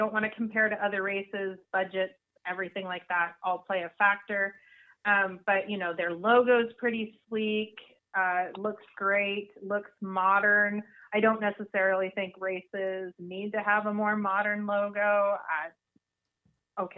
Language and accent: English; Alaska, United States; growing up in Alaska